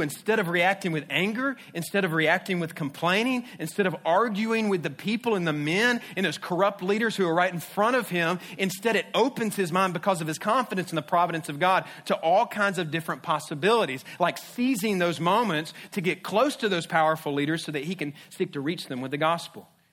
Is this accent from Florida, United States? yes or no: yes; Jacksonville, Florida, United States; I grew up in Jacksonville. I'm a Jacksonville kid